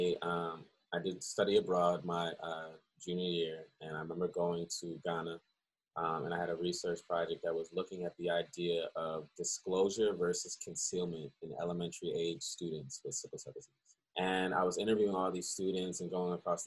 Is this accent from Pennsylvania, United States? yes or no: yes; Philadelphia, Pennsylvania, United States; born or raised there; also born or lived in Cleveland, Ohio / Baltimore